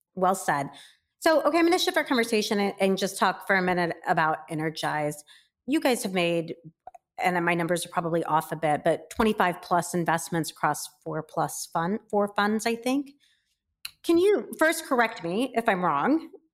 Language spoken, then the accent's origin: English; Midwest, United States; I grew up in the Midwest.